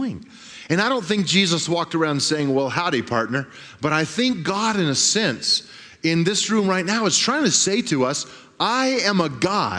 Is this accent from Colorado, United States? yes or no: yes; Grand Junction, Colorado, United States; I grew up in Grand Junction, and my dad was a pastor of a church